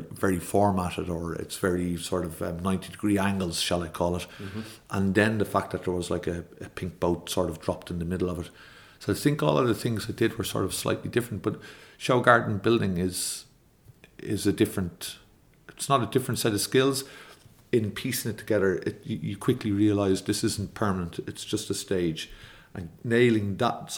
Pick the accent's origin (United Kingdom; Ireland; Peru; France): Ireland